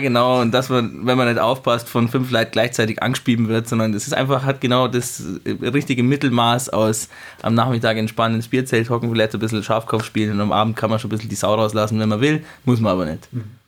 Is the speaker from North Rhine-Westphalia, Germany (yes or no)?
no; Thierhaupten, Bavaria, Germany; ich bin aus Tierhaupten, ähm, ah. da, da, bin ich aufgewachsen